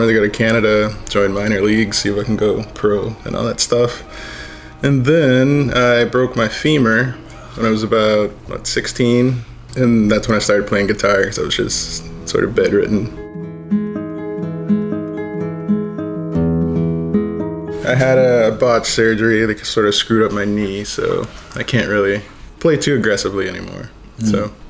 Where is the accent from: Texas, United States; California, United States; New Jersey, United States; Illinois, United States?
California, United States; Los Angeles; I was born in LA.